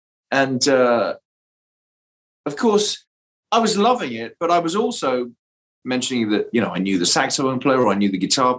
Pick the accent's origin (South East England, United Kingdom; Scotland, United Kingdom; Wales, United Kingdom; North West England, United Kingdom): South East England, United Kingdom; Aylesbury; moved away; a club in my hometown in England. The town was called Aylesbury